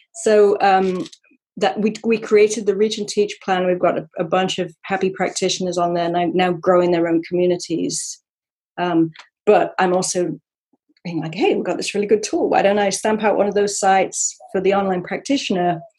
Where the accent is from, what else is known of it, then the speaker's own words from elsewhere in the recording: Sherwood Forest, East Midlands, United Kingdom; I'm from Sherwood Forest, Robin Hood country.